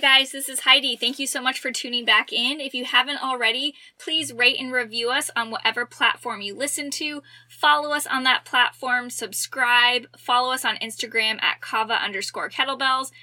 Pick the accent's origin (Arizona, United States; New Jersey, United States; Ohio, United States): Arizona, United States; Tempe; I was born and raised in Tempe, Arizona